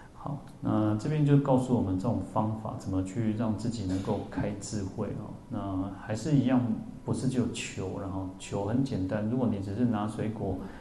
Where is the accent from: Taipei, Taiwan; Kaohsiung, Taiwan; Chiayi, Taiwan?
Taipei, Taiwan; 我们台北人